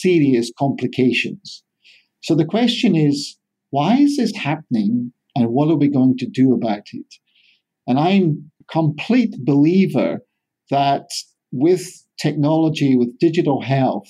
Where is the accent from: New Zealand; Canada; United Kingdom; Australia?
United Kingdom; Scotland; moved away as an adult; also born or lived in England; now in California, United States; I'm a Scotsman in the Golden State.